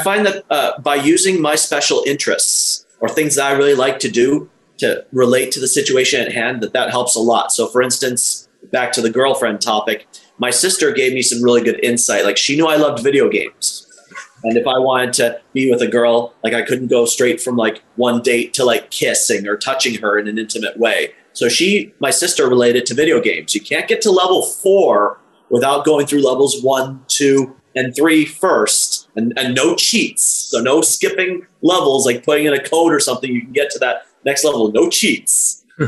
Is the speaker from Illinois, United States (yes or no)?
yes; Illinois, United States; I was born in Illinois in the mid 80s